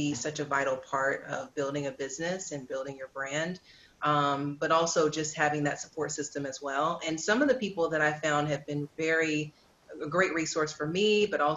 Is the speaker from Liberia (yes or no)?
no; the South, United States; I'm from the South too